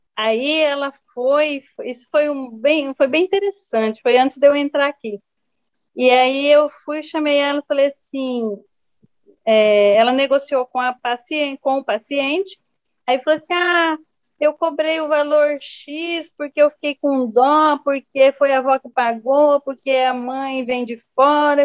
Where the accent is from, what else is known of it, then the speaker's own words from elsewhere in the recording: Jales, São Paulo, Brazil; moved away as an adult; now in Rondônia, Brazil; nasci em Jales, São Paulo. Fiquei, aos 22 anos, eu vim para Rondônia